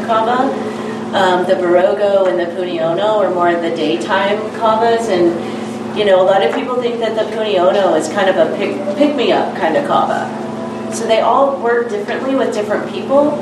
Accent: Eastern Arkansas, United States; moved away; I'm from Eastern Arkansas.

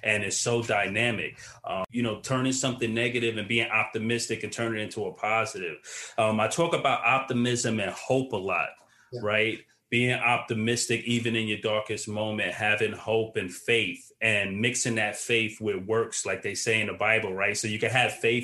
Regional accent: New York City, New York, United States; also born or lived in Queens, New York; I'm from Brooklyn originally, yeah. But I now currently live in Queens

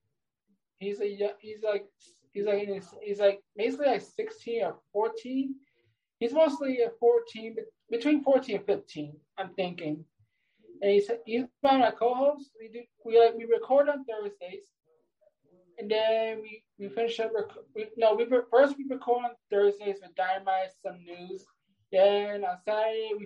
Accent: New York, United States; I'm from the state of New York

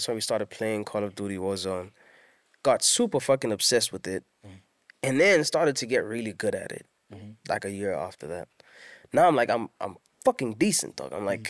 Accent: Durban, KwaZulu-Natal, South Africa; see the home I grew up in Durban, Elo. I changed that into a gaming center / studio.

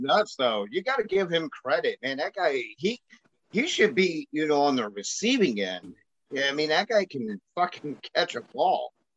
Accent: Chicago, Illinois, United States; I'm from Chicago

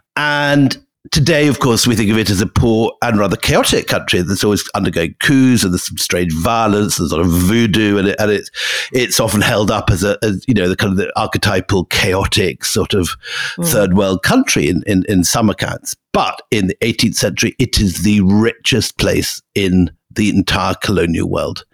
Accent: Scotland, United Kingdom; moved away; I am sitting in my the house I grew up in in Scotland

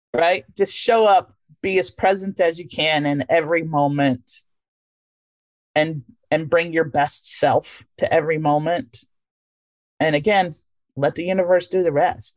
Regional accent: Louisiana, United States; moved away; I grew up in Louisiana, but I knew I was not of that place. I was from there, but not of there

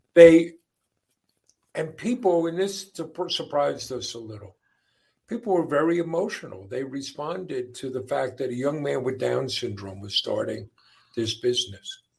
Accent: Long Island, New York, United States; also born or lived in Queens, New York; I grew up in uh, a devout Catholic family on Long Island. I was born in Queens, New York, but uh, when I was a year old, they moved out to Long Island

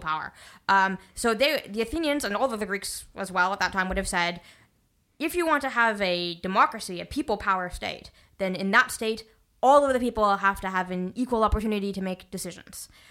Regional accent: Canada

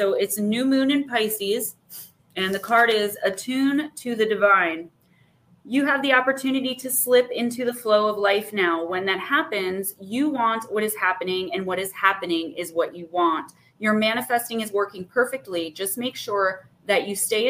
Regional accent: Paterson, New Jersey, United States; I'm from New Jersey

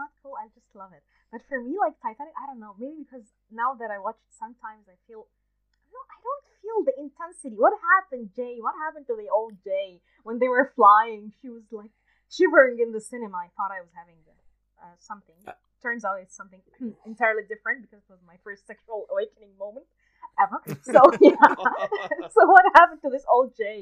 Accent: Egypt; I'm from Egypt

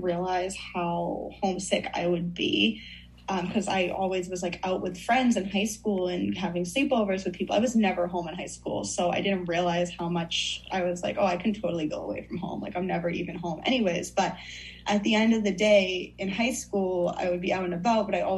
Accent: United States; also born or lived in Fairfield, Connecticut; I'm from Northern Mass, Southern New Hampshire area

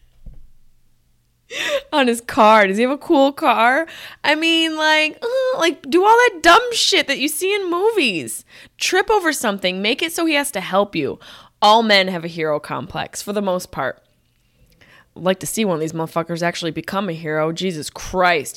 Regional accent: Syracuse, New York, United States; I'm from Syracuse

